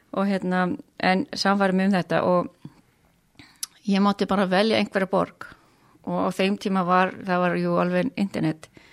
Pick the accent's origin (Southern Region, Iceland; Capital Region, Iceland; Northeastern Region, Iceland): Northeastern Region, Iceland; Kópasker; now in Hong Kong; ég úlst upp á Kópskeri